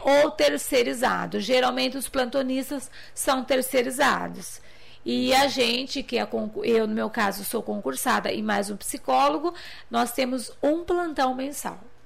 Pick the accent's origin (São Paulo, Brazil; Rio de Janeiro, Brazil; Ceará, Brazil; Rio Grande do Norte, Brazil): São Paulo, Brazil; Limeira; eu sou de Limeira